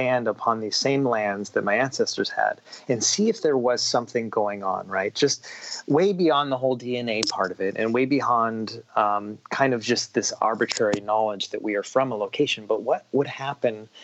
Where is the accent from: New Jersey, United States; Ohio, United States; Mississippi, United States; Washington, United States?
Washington, United States; I'm a guy who grew up in Washington State